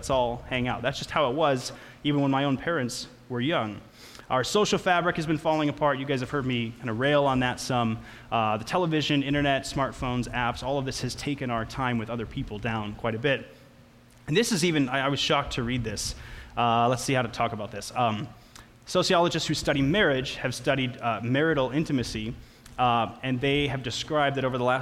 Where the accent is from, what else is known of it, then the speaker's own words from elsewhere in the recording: Litchfield, Minnesota, United States; I grew up with him in Litchfield, Minnesota